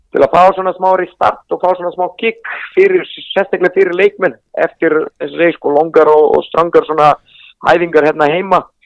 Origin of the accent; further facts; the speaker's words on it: Serbia; Icelandic is a second language; moved away as an adult; also born or lived in Iceland; now in Sweden; við erum fyrst komnið frá Serbíu til Íslands